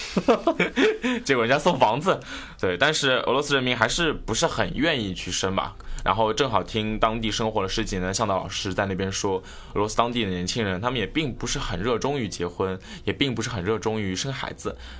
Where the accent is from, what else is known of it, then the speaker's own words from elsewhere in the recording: China; 如果他们猜不出来我是中国的话，好歹会猜个亚洲的